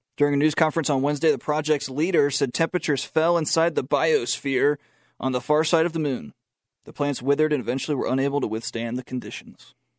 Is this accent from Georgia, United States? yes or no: no; Charlotte, North Carolina, United States; now in Boone, United States; I'm from Charlotte